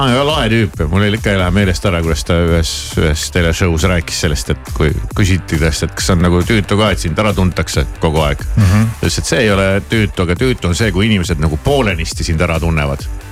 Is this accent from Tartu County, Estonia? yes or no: yes; Tartu, Tartu County, Estonia; ma olen ju Tartust